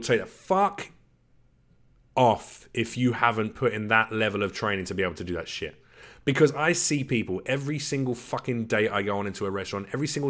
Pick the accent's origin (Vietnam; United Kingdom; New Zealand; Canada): United Kingdom; London; And I'm a boy from the East End of London. All right, sure, I had a reasonable upbringing.